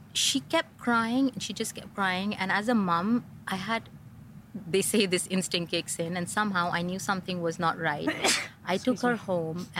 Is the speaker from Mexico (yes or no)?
no; India; moved away as an adult; also born or lived in Lancaster, England; now in Dubai, United Arab Emirates; in India, growing up, you're somebody's daughter